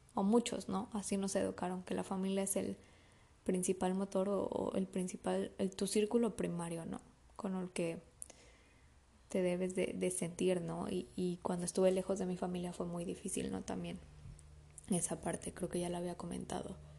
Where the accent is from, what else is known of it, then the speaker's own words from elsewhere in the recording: Mexico City, Mexico; moved away as an adult; now in Mérida, Mexico; yo soy de la Ciudad de México me vine a vivir a Mérida